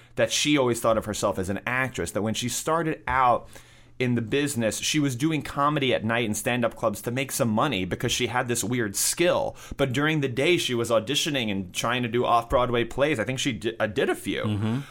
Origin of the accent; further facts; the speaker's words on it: New York City, New York, United States; I grew up in New York City and I went to high school in Manhattan.